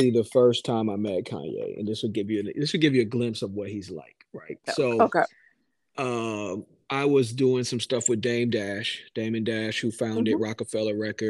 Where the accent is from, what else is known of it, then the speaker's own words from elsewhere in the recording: Durham, North Carolina, United States; my hometown of Durham.